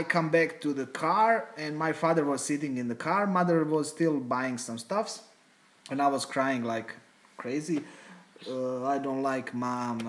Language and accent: English; Slavonski Brod, Brod-Posavina County, Croatia; We are from Slavonski Brod